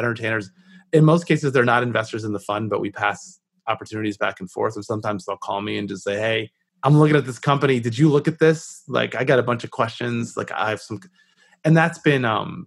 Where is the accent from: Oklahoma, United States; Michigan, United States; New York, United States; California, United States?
Michigan, United States; Southfield; I grew up just north of the city of Detroit